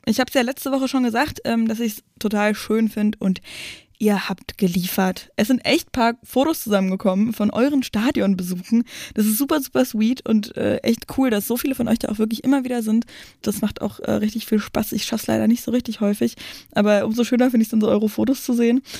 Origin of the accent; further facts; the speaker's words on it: outskirts of Berlin, Brandenburg, Germany; ich komme aus dem Umland von Berlin und bin auch immer mit Absicht dann auch, als ich in Berlin gewohnt habe, immer rausgezogen